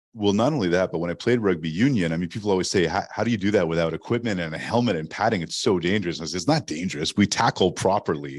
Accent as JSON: {"language": "English", "town": "Montreal", "region": "Quebec", "country": "Canada", "tie": "born or raised there", "also_born_or_lived": "Toronto", "first_language": "English", "moved": "as an adult", "said": "I knew as a kid growing up in Montreal, Canada, that I wanted to work in radio"}